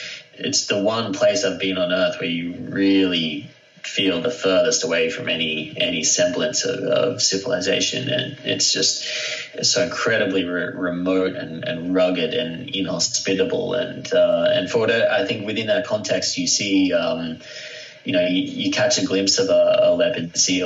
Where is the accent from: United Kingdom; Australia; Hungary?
Australia; I'm from Australia